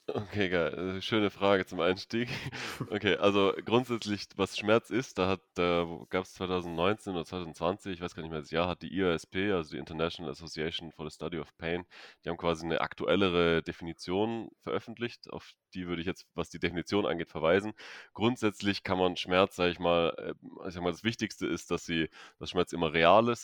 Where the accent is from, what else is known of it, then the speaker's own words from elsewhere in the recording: Stuttgart, Baden-Württemberg, Germany; moved away; ich komme ursprünglich aus Stuttgart